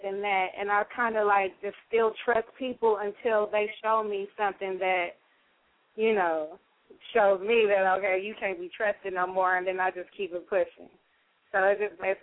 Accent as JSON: {"language": "English", "town": "Los Angeles", "region": "California", "country": "United States", "said": "I'm from the West Coast of L.A."}